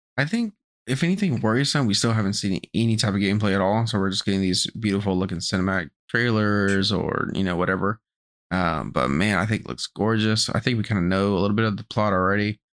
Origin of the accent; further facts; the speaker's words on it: United States; we're American